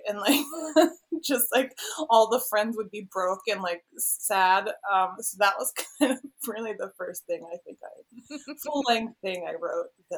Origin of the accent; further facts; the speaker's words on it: Wheeling, West Virginia, United States; also born or lived in Austin, Texas; now in Columbus, United States; I grew up in Wheeling, West Virginia